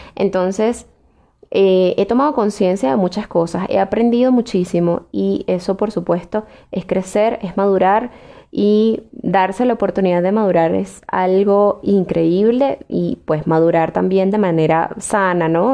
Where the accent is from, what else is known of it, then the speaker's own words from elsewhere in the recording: Venezuela; moved away as an adult; Para mí, lo mejor de ser venezolana fue lo que viví en aquel momento en el que fui feliz, en el que estuve con mi familia, con mis amigos, eh, en el que estudié, me gradué